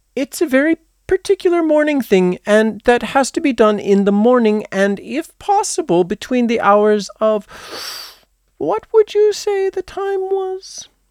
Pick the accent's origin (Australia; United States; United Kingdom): United States; I am an American who was born at the end of the twentieth century.